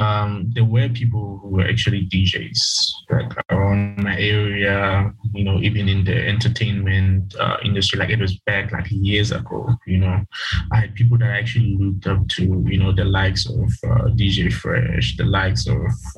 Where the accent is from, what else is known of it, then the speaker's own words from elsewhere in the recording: Vaal Triangle, Gauteng, South Africa; I'm from Gauteng, South Wild Triangle